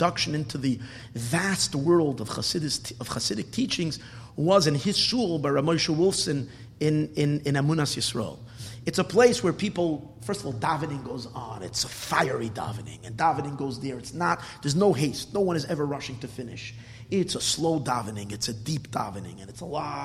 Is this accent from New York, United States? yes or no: yes; New York City, New York, United States; When I was a kid growing up in Borough Park, I used to frequent that shul.